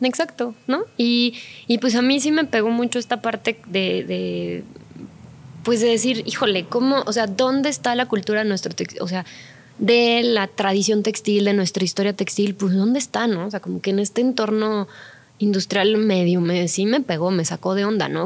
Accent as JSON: {"language": "Spanish", "country": "Mexico"}